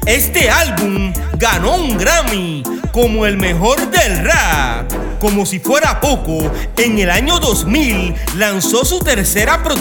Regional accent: Carolina, Puerto Rico; De Carolina han salido los mejores bailarines, grafiteros, DJs, raperos, reggaetoneros y salseros. Modestia aparte, me incluyo. Soy de la Marina.

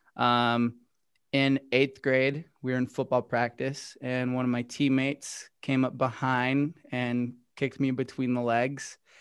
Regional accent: Utah, United States; I'm from Utah, and growing up, I was from a really, really small town.

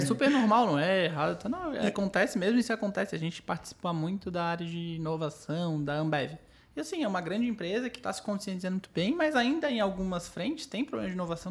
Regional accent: Florianópolis, Santa Catarina, Brazil; nós quatro aqui somos de Floripa. É, todos da Carlos Correia.

